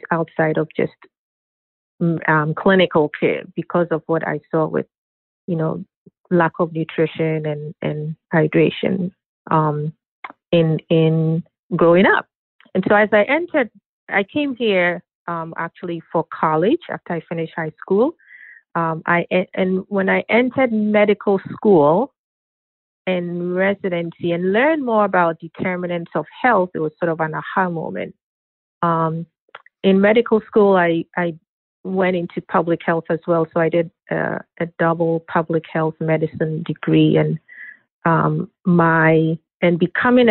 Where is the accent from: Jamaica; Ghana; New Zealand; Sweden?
Ghana; I grew up in Ghana